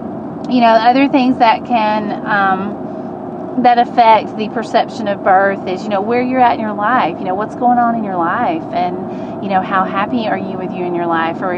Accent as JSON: {"language": "English", "region": "Alabama", "country": "United States", "said": "And, you know, I'm from Alabama and blah, blah, blah."}